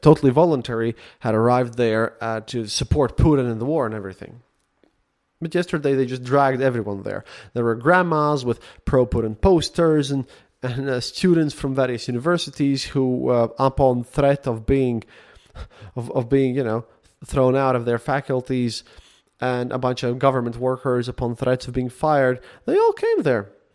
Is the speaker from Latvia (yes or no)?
yes; Latvia; English is a second language; English is not my first language.